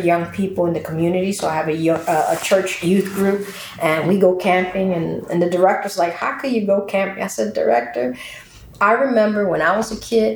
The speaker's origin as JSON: {"language": "English", "town": "Camden", "region": "New Jersey", "country": "United States", "tie": "born or raised there", "said": "I'm from Camden. I grew up here in the city. I went to school here in the city"}